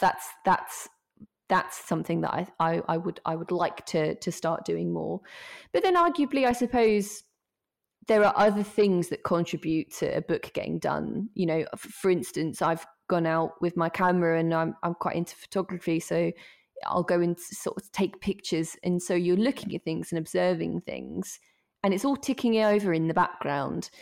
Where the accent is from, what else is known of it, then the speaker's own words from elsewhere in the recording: Norfolk, East of England, United Kingdom; I'm from Norfolk, um, and we've got a bit of a reputation in Norfolk